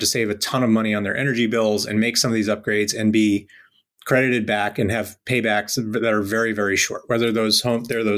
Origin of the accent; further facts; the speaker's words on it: Rhode Island, United States; I grew up in Rhode Island in a pretty modest house